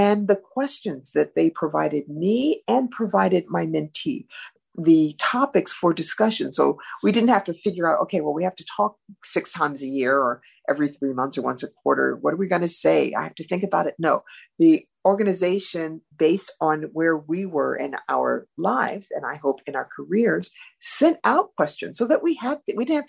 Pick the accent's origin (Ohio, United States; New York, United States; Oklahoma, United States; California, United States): Ohio, United States; Cleveland; moved away; I'm from Cleveland, a big city, Midwestern experiences.